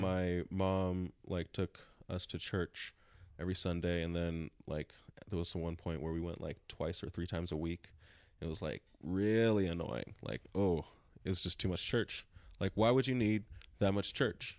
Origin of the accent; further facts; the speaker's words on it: Lawndale, California, United States; Born and raised in Lawndale, California, South Bay